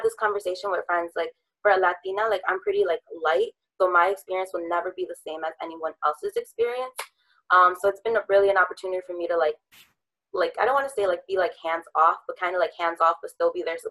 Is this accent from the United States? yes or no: yes; Detroit, Michigan, United States; I'm from Southwest Detroit, and I do a lot of organizing here in Southwest